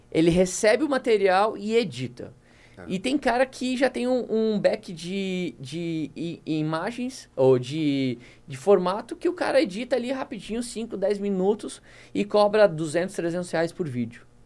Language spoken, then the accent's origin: Portuguese; South Region, Brazil; accent: southern (rolled R, guri/guria); now in Manaus, Brazil; eu puxo R